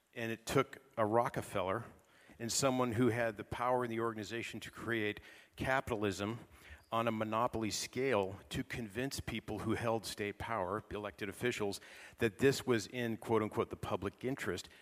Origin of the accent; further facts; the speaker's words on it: California, United States; I'm from California